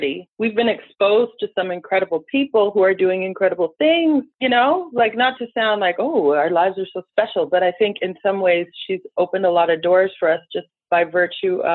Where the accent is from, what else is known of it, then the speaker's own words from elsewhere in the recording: Northern Ontario, Canada; moved away as an adult; also born or lived in Toronto / United States; we grew up on a huge farm in sort of the middle of nowhere, nestled in, what is it, northeastern Ontario or northwestern